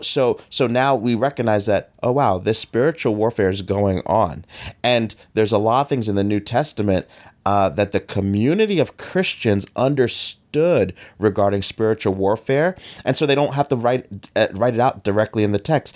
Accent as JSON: {"language": "English", "country": "United States", "said": "they saw I was from America"}